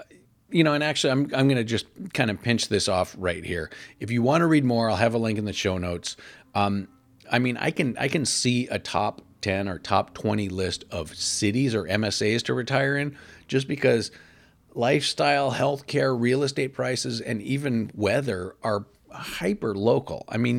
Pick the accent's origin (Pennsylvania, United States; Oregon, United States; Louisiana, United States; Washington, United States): Oregon, United States; Portland; my hometown of Portland, Oregon.